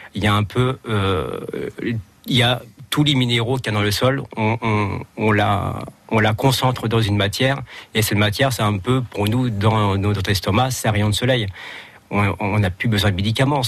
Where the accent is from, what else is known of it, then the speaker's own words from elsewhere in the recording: Chinon, Centre-Val de Loire, France; moved away; je suis d'origine de Chinon